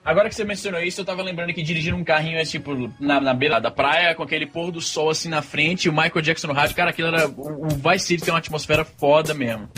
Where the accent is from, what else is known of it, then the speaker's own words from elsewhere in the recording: Brazil; A gente cresceu no Brasil